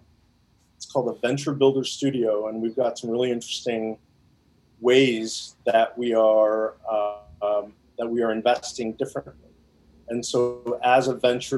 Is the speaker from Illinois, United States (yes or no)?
yes; Chicago, Illinois, United States; also born or lived in India / Evanston; I was born there and came to the U.S. when I was about 6 years old and grown up primarily in the Chicagoland area